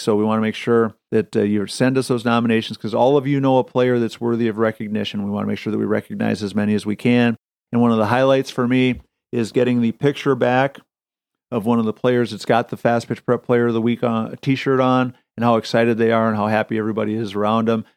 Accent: Wisconsin, United States; me growing up in Wisconsin, being a Packer fan

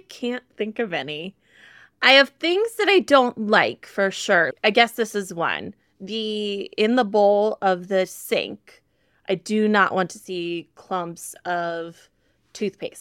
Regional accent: Midwest, United States; I'm a girl from the Midwest

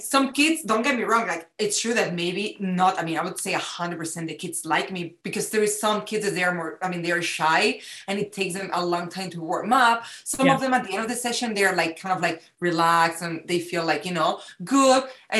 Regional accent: Spain; now in United States; it's like a little extra ingredient that it's mixing America, what I learned here, plus who I am from Spain.

